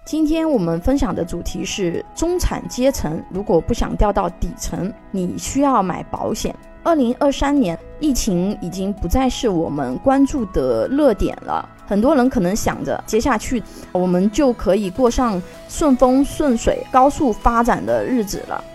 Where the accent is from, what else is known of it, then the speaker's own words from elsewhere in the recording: China; 我们中国人